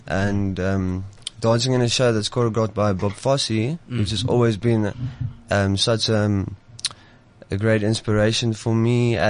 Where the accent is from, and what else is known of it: Sasolburg, Free State, South Africa